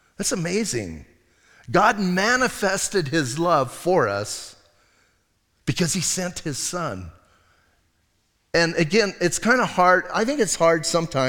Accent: Bisbee, Arizona, United States; I'm from Bisbee.

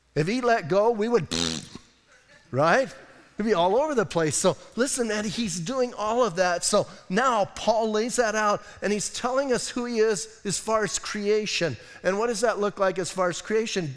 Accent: Bisbee, Arizona, United States; I'm from Bisbee

